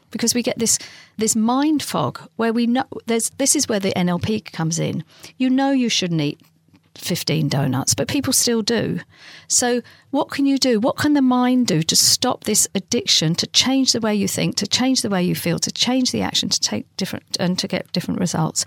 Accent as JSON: {"language": "English", "region": "London", "country": "United Kingdom", "tie": "born or raised there", "said": "my next door neighbour growing up in London"}